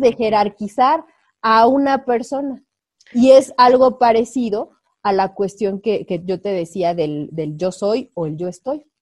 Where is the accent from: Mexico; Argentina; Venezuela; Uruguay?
Mexico